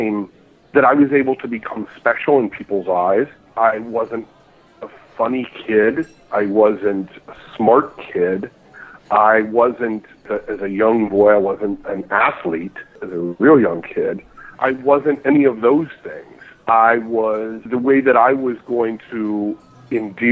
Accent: Pennsylvania, United States; I'm a Pennsylvania guy. I grew up with ball on Lake Erie when it was 35 below in September

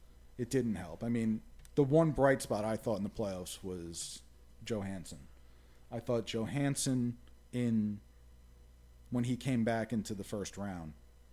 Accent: Jersey City, New Jersey, United States; I grew up playing in Jersey City

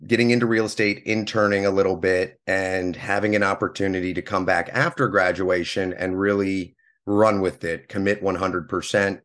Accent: Pennsylvania, United States; moved away as an adult; also born or lived in Clemson, South Carolina; now in Hilton Head Island, United States; I'm actually originally from Pennsylvania. I grew up up there, graduated high school

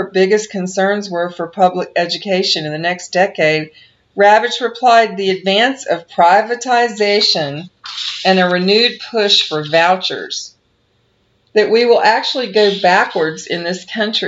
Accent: United States; also born or lived in Asia; I am an American citizen as well as a teacher, and I have traveled and taught both here in the States and in Asia

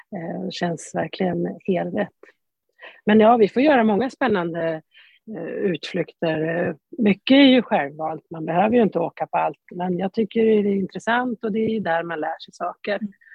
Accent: Jämtland, Sweden; moved away; also born or lived in Stockholm County; Jag är född och uppvuxen i Jämtland.

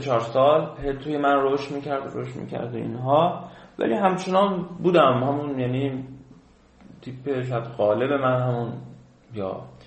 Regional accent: Khuzestan, Iran; moved away as an adult; ما خوزستانی

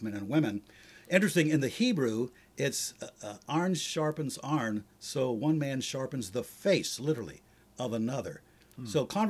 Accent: Ohio, United States; moved away; I'm from Ohio

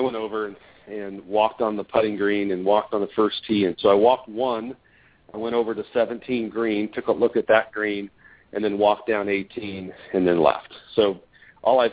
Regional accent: Southern California, United States; growing up in Southern California

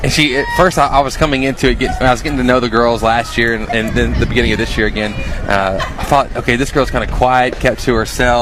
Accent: Hudson, United States; I'm from Hudson

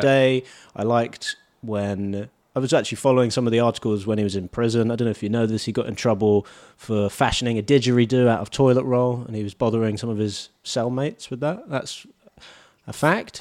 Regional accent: United Kingdom; now in Australia; I'm British

